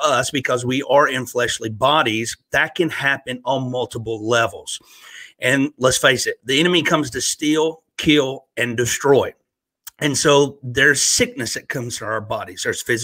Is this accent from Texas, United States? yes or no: no; Northeast Alabama, United States; moved away as an adult; also born or lived in Virginia / North Carolina / Florida; now in Pigeon Forge, Tennessee, United States; I grew up, was born and raised in Northeast Alabama